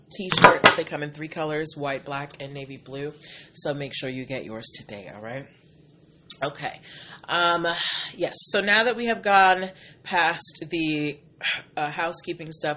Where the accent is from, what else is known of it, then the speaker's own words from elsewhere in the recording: Boston, Massachusetts, United States; I am from Boston